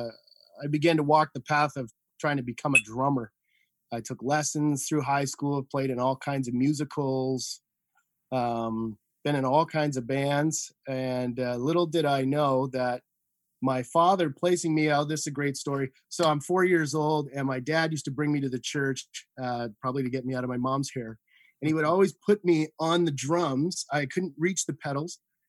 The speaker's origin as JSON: {"language": "English", "town": "Saint John", "region": "New Brunswick", "country": "Canada", "tie": "born or raised there", "said": "I mean, I grew up on the East Coast in St. John, New Brunswick. To all my East Coasters out there. I graduated from St. John High School."}